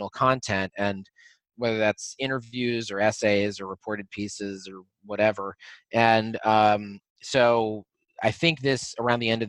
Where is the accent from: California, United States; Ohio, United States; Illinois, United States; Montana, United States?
Illinois, United States; Oak Park; growing up in Oak Park, I never really felt like a minority